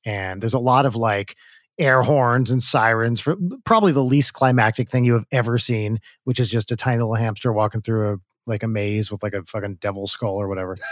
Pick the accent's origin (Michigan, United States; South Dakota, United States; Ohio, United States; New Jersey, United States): New Jersey, United States; moved away as an adult; also born or lived in Ann Arbor / New York; growing up in Jersey